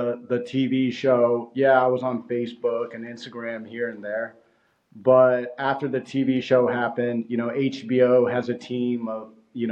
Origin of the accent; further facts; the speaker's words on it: Houston, Texas, United States; we're from Houston, Texas, right? We're not from Hollywood. We didn't grow up around, you know, the people, the relationships